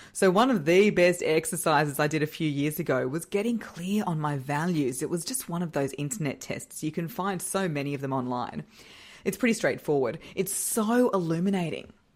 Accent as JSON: {"language": "English", "town": "Brisbane", "region": "Queensland", "country": "Australia", "tie": "born or raised there", "said": "we are flying out of my hometown, Brisbane, Australia."}